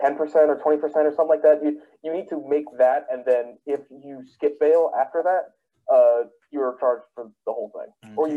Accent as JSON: {"language": "English", "region": "New Jersey", "country": "United States", "said": "we're over from New Jersey."}